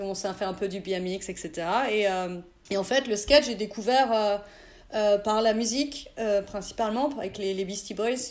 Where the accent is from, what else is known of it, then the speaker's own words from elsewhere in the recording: a small village near Auxerre, Burgundy, Bourgogne-Franche-Comté, France; now in Bordeaux, France; je suis née, j'ai grandi dans un petit village à côté de Auxerre en Bourgogne